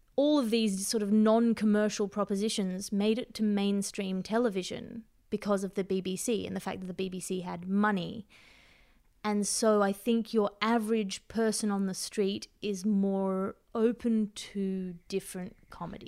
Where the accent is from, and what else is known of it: Australia; accent: Australian